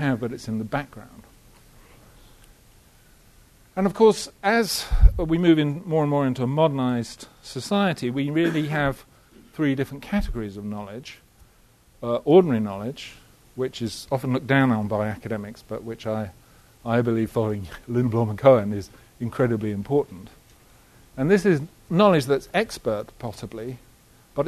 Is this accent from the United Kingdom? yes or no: yes; Halifax, Yorkshire and the Humber, United Kingdom; I was born in Halifax